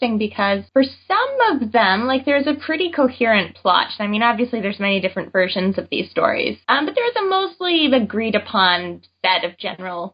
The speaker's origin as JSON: {"language": "English", "country": "Canada", "said": "I am Canadian"}